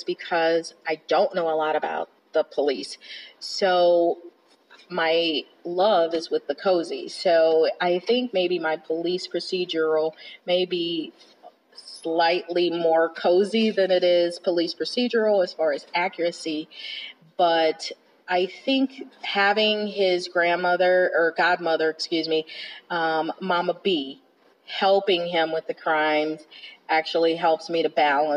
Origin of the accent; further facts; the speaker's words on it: South Bend, Indiana, United States; moved away as an adult; now in Chattanooga, United States; I was born and raised in South Bend, Indiana, and I recently moved to Chattanooga, Tennessee